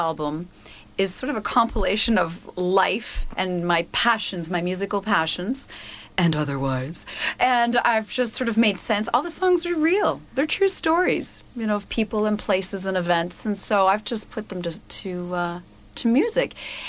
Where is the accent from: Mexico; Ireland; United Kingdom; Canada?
Canada; Ontario; also born or lived in Cuba; Because I was born in Cuba, my whole family is from Cuba, mm-hmm. but I've been brought up in Canada.